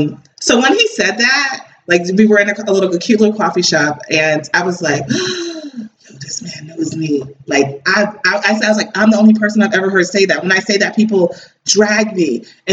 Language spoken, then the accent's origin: English; United States; also born or lived in New Jersey; you guys know I'm from New York, New Jersey.